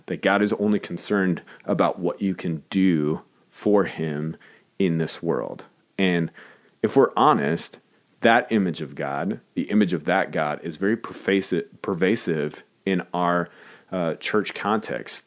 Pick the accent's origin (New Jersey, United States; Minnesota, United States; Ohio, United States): Minnesota, United States; as a Minnesotan